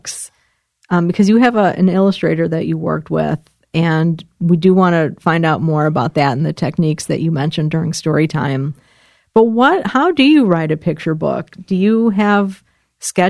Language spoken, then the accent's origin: English; Illinois, United States; also born or lived in Nebraska; I'm from Illinois, so I'm very familiar with cornfields, even though I grew up in the city